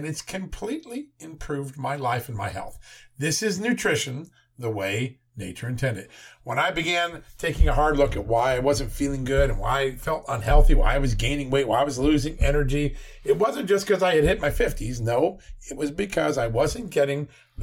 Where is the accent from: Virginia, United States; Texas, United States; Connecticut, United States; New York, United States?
Virginia, United States; my home state, the great Commonwealth of Virginia